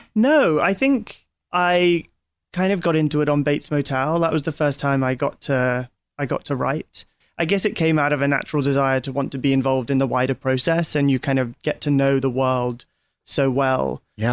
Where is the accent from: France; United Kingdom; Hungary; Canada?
United Kingdom; London; we're from, well, I'm from London